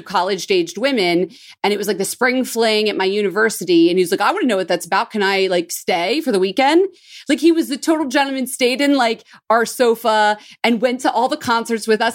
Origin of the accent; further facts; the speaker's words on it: Philadelphia, Pennsylvania, United States; I'm from Philly, well, Northeast Philly